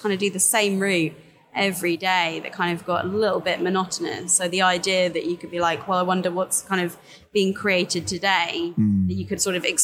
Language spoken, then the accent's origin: English; Brighton, South East England, United Kingdom; Grew up in Brighton. Keep on trying to leave, but it just keeps on like dragging me back